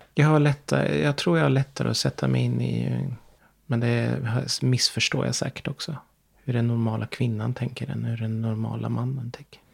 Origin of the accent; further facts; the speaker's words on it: Sweden; min plikt som svensk